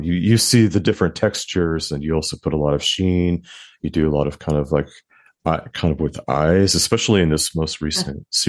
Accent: United States; now in New York, United States; I'm in New York, and I'm American and raised American

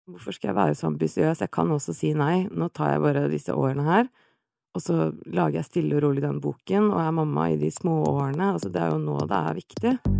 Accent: Oslo, Norway; 35, fra Oslo.

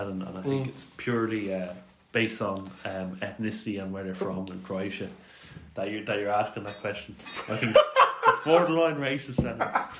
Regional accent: Ireland; we're all Irish

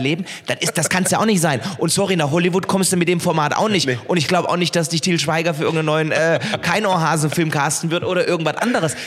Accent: Heilbronn, Baden-Württemberg, Germany; meiner Heimatstadt Heilbronn

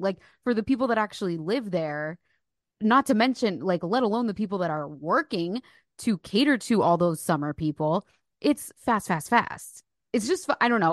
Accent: New Jersey, United States; also born or lived in Philadelphia, Pennsylvania

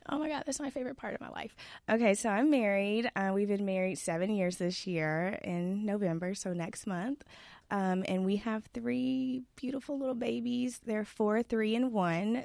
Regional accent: Duncanville, Texas, United States; also born or lived in Irving, Texas; We moved from Irving, Texas to Duncanville when I was, like, six, and my parents bought a house

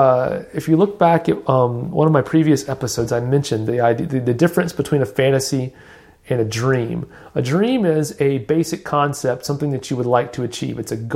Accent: Alabama, United States; born there; accent: Southern; I'm Southern. I was born in Alabama. I'm not kidding anybody. I fake not having a Southern accent, but that was my attempt to embrace my roots.

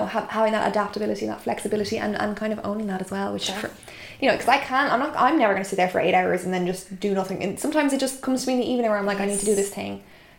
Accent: Ireland; even though I'm Irish, it's an Irish podcast

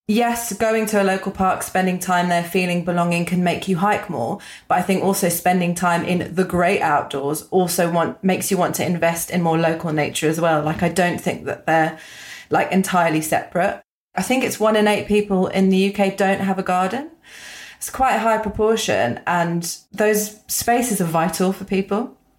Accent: London, United Kingdom; I grew up in London

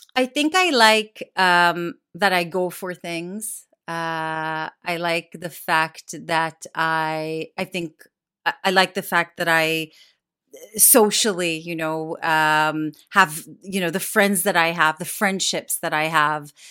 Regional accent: Jerusalem, Jerusalem District, Israel; moved away as an adult; also born or lived in Tel Aviv; now in United Kingdom; I grew up in Jerusalem

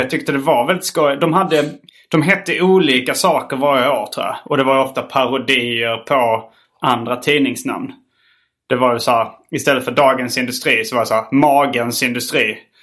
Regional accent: Hjärup, Skåne, Sweden; also born or lived in Lund; vara från Hjärup

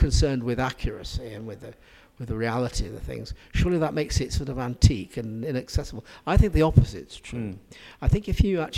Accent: Manchester, North West England, United Kingdom; I grew up in the Manchester area, really very close to where it happened is where I lived.

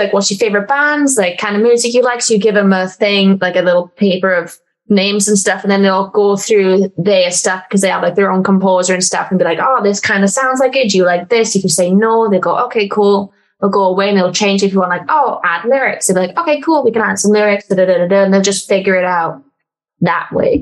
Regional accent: Welsh, Wales, United Kingdom; I'm Welsh and I'm a wrestler

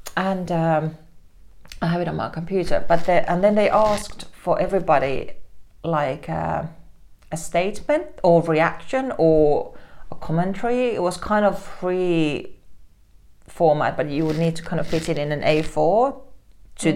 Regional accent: Helsinki, Uusimaa, Finland; I grew up in Helsinki

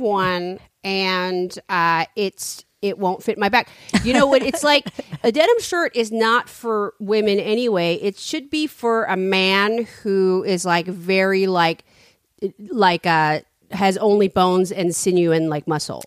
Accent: San Francisco, California, United States; I'm from San Francisco

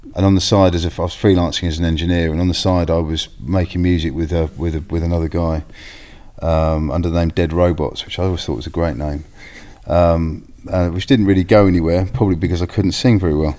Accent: Bishop's Stortford, East of England, United Kingdom; I grew up in Bishop Stortford

